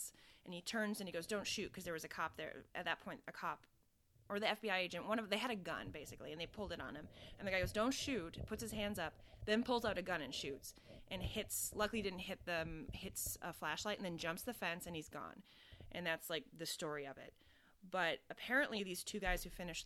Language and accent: English; Minnesota, United States; moved away; also born or lived in Chicago; I'm from Minnesota.